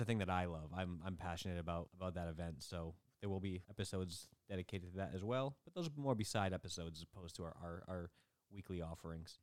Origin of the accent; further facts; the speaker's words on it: Northeast, United States; we are from the Northeast. We don't live there.